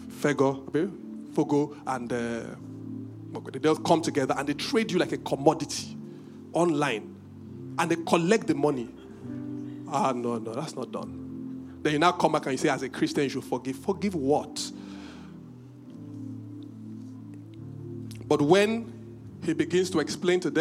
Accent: Benin; I'm from Benin

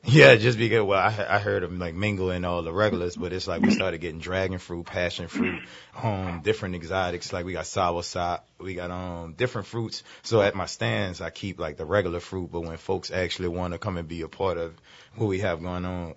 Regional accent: New Orleans, Louisiana, United States; I'm from New Orleans born and raised

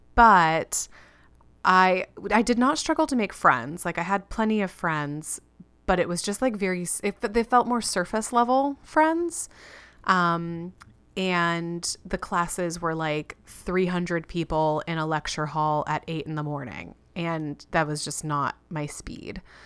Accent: Florida, United States; moved away; also born or lived in California / Chicago; When I was six, we moved from California to Florida.

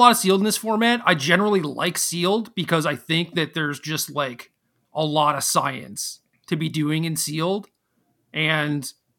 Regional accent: Minnesota, United States; born there; And I was born in Minnesota, dude.

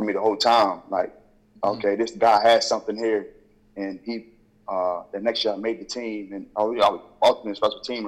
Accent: Wheeling, West Virginia, United States; I'm from Willing

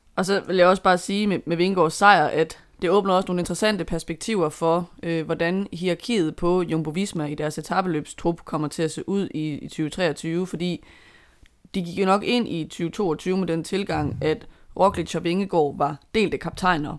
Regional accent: Denmark; som dansker

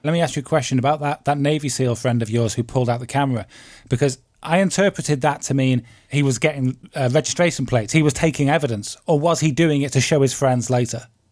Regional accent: United Kingdom; I'm British

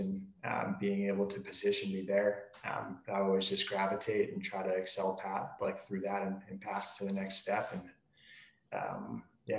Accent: New York, United States; moved away; I'm from the East Coast originally, born in New York

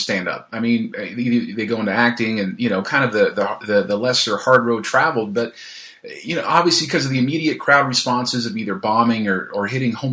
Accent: California, United States; I grew up in California. I'm a California kid

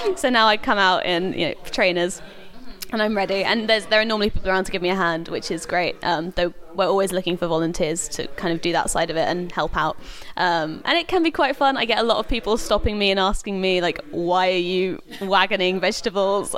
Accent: London, United Kingdom; moved away as an adult; now in Oxford, United Kingdom; I grew up in London

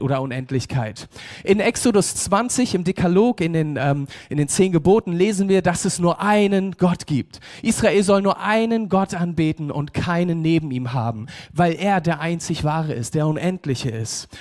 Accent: Germany; als Deutsche

